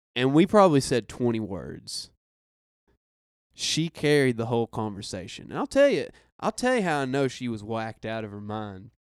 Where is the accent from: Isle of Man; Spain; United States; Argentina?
United States; Arkansas; I'm from Arkansas